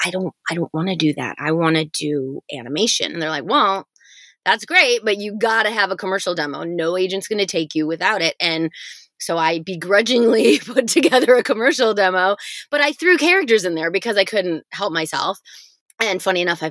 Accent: Michigan, United States; I grew up in Michigan

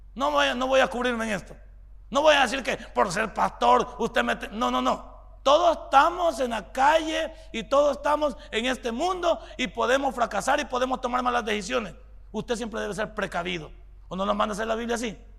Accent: El Salvador; somos los salvadoreños

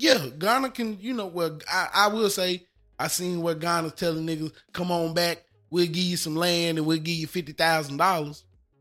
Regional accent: United States; I am an American.

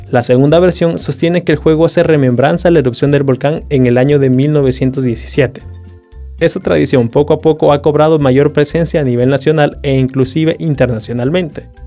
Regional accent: El Salvador; Como salvadoreños

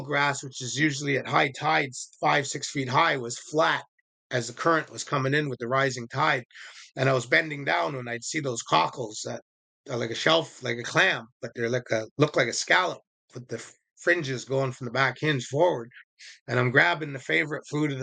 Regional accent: Indian Reserve, Vancouver, British Columbia, Canada; also born or lived in Shawnigan Lake, Canada; I was brought up on Indian Reserve. And when I moved to the cities, I was in the east side of Vancouver

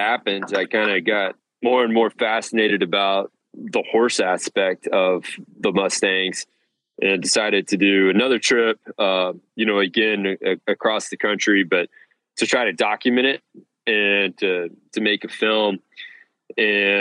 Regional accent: Amarillo, Texas, United States; also born or lived in Bozeman, Montana; now in Austin, United States; From Amarillo originally, and then lived in Bozeman for a bit. And then now I'm down in Austin, Texas.

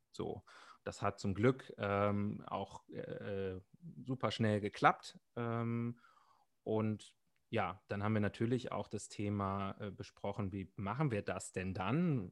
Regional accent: Germany; bei uns in Deutschland

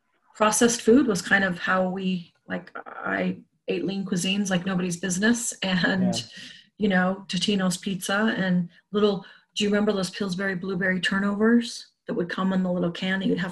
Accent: Salt Lake City, Utah, United States; also born or lived in Boulder, Colorado; I grew up in Salt Lake City.

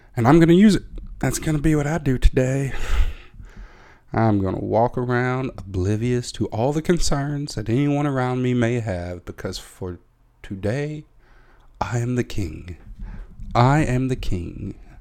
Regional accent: United States; now in Netherlands; I'm an American

